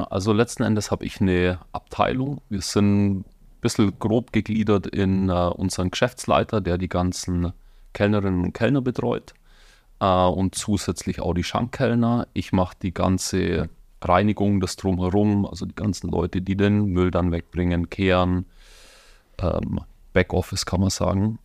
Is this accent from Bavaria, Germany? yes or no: yes; Donauwörth, Bavaria, Germany; accent: Bavarian-Swabian; now in Munich, Germany; Es ist bayerisch-schwäbisch. Also ich komme aus der Donauwetter Gegend ursprünglich.